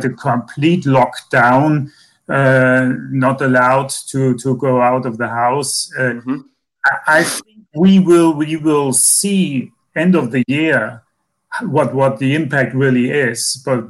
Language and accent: English; Germany; my home country here, Germany